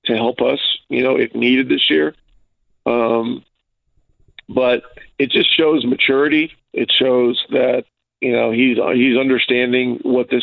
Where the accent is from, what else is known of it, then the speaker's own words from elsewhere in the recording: Ogdensburg, New York, United States; now in Indianapolis, United States; my hometown in Ogdensburg